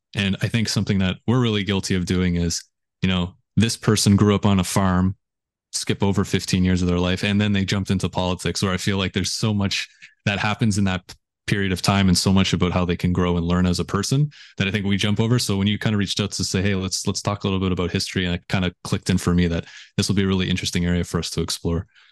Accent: just outside of Toronto, Ontario, Canada; I grew up just outside of Toronto

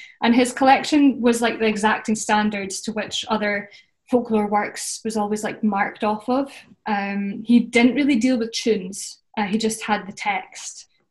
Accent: Aberdeenshire, Scotland, United Kingdom; growing up in Aberdeenshire is incredibly important to me

